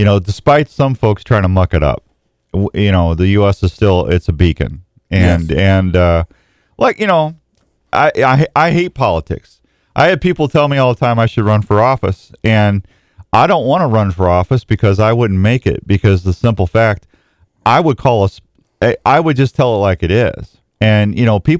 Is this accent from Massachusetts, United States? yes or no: no; Missouri, United States; now in Iowa, United States; growing up in Missouri, I could go any direction in 30 minutes and find places to go hunt and fish.